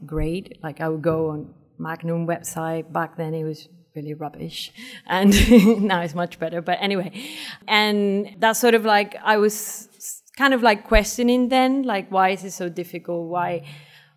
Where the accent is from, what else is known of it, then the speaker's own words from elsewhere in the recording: Venezuela; moved away as an adult; also born or lived in Brighton, United Kingdom / Wales, United Kingdom; now in Hong Kong; I'm from Venezuela, and I moved to UK 15 years ago, in 2004